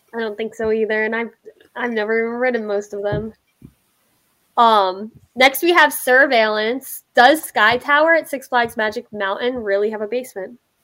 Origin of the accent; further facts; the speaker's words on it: Pennsylvania, United States; moved away; I'm from Pennsylvania, of course.